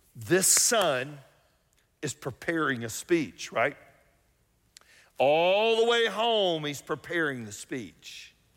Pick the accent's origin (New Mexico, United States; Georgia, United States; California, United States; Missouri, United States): Georgia, United States; Atlanta; I grew up here in Atlanta